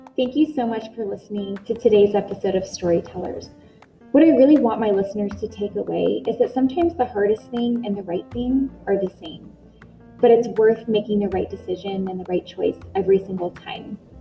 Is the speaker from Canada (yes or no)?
no; Northern California, United States; Growing up in Northern California